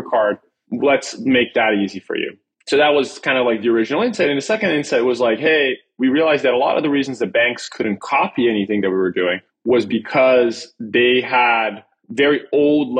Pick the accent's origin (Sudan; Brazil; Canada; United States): Brazil; moved away; born and raised in Brazil.